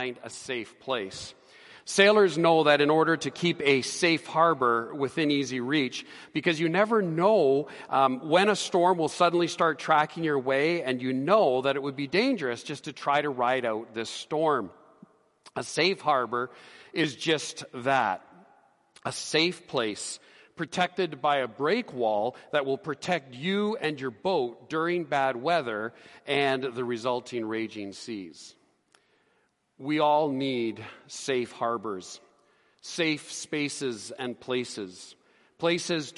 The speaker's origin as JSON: {"language": "English", "town": "Edmonton", "region": "Alberta", "country": "Canada", "tie": "born or raised there", "also_born_or_lived": "Calgary / Ottawa", "moved": "as an adult", "said": "I grew up on the prairies, as most of you know, that I grew up here in Edmonton"}